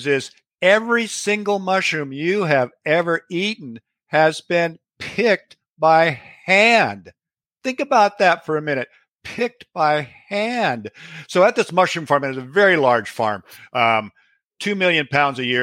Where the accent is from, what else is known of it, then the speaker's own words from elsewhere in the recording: Pacific Northwest, United States; I was born and raised in the Pacific Northwest